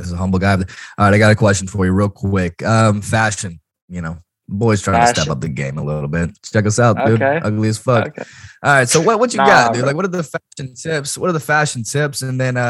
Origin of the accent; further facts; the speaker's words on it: Nashville, Tennessee, United States; I'm in Nashville, and we're both from Nashville.